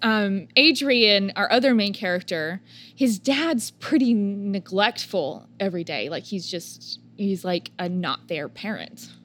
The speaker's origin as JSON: {"language": "English", "region": "Oklahoma", "country": "United States", "said": "we're from a small town or we're from Oklahoma"}